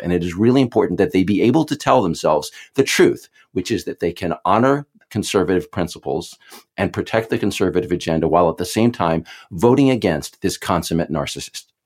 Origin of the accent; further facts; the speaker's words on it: Texas, United States; I am from Texas